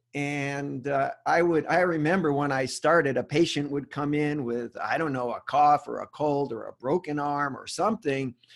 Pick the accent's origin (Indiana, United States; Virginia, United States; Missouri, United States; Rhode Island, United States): Rhode Island, United States; moved away; also born or lived in Charlotte, North Carolina / Memphis, Tennessee; I'm originally from Rhode Island